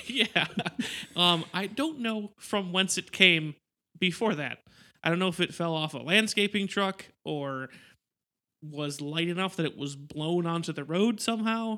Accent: Wisconsin, United States; we are from Wisconsin

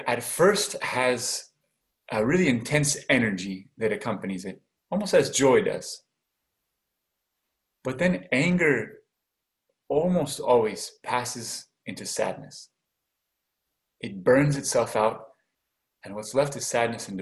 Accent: Washington, United States; now in Oregon, United States; I'm from Washington

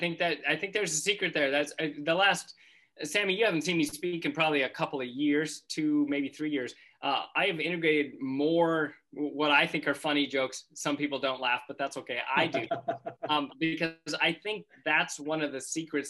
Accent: North Dakota, United States; in North Dakota where I grew up

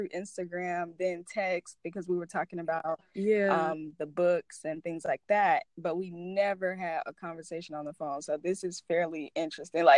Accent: Florida, United States; now in Alabama, United States; originally from Florida, but I currently reside in Alabama

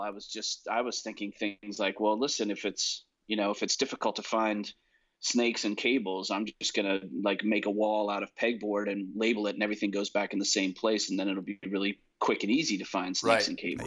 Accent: New Jersey, United States; moved away as an adult; now in Nashville, United States; I grew up in New Jersey.

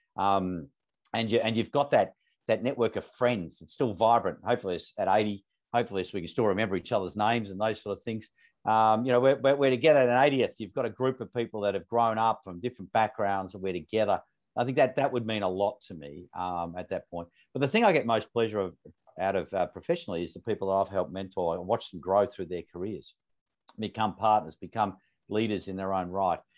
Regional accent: Melbourne, Victoria, Australia; I grew up, that's where I grew up in Northern Suburbs of Melbourne

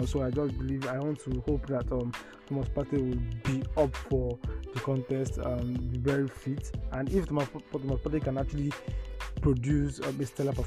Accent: Nigeria; as a Nigerian

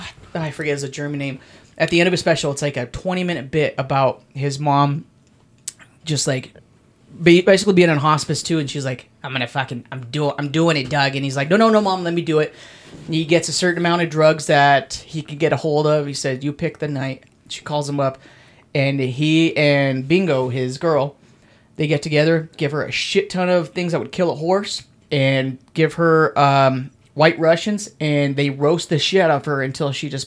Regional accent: Mexico; I'm from Mexico.

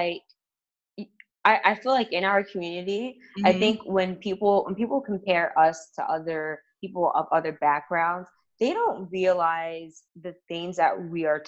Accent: New York City, New York, United States; I'm from Harlem

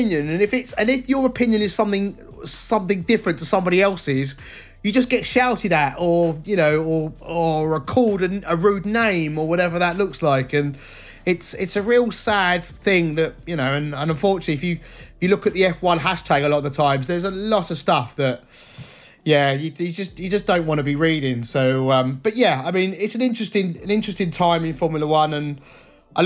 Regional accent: England, United Kingdom; as an Englishman

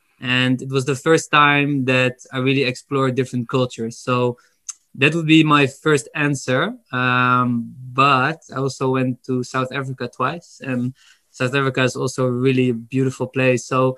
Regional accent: Amsterdam, North Holland, Netherlands; Well, of course, I'm from Amsterdam

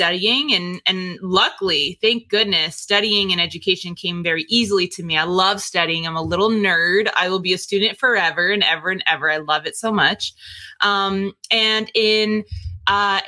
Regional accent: Northern New Jersey, United States; moved away; also born or lived in Texas; I was born and raised in New Jersey, Northern New Jersey.

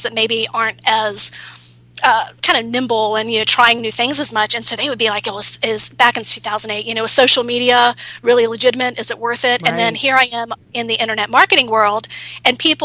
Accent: San Francisco, California, United States; I'm from San Francisco, so that's Silicon Valley.

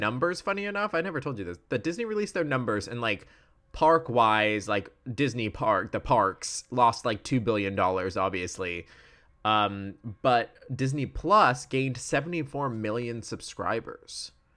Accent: Wales, United Kingdom; I'm Welsh

